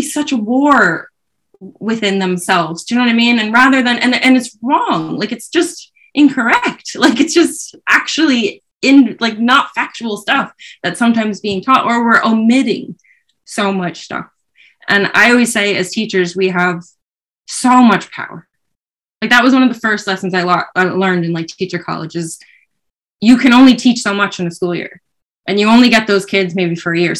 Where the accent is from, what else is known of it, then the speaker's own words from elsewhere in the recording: New York, United States; moved away as an adult; now in Ireland; I'm from New York, like I'm a Yankees fan